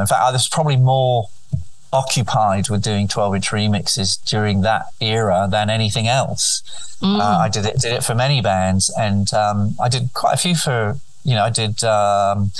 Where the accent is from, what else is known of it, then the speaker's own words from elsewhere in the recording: Spain; moved away; also born or lived in England / London; So bloodwise, I'm quite French, but I grew up in Spain. I did all my education in Spanish, and then went to England.